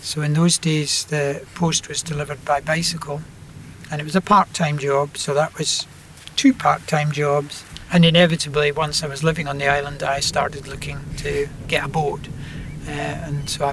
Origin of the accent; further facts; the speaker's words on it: Glasgow, Scotland, United Kingdom; I grew up in Glasgow